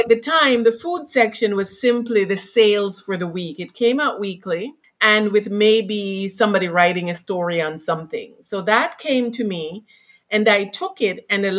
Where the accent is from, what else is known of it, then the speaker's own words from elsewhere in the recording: Toronto, Ontario, Canada; moved away as an adult; now in Vancouver, Canada; so I grew up in Toronto, went to high school here, went to university here, and so on, to Vancouver at the end of 1997.